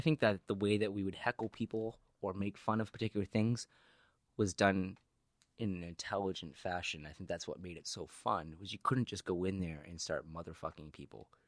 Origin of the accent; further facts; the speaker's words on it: New Hampshire, United States; moved away; where I grew up in New Hampshire